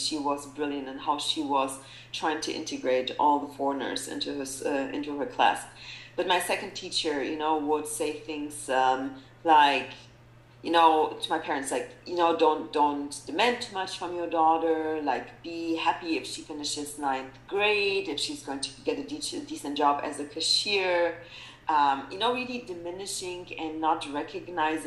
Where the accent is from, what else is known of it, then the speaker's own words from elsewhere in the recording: Germany; moved away as an adult; also born or lived in Poland / South Africa; now in United States; Germany, because that's where I really grew up